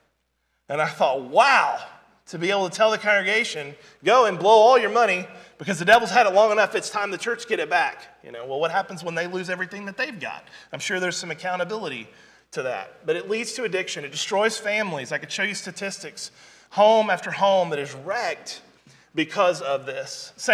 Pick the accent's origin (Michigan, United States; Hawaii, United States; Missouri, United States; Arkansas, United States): Missouri, United States; Branson; I was raised up in Southwest Missouri, Branson, Missouri